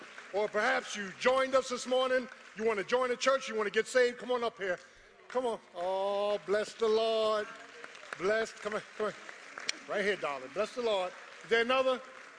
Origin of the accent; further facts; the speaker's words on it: Philadelphia, Pennsylvania, United States; I'm from Philly. I'm a Philly boy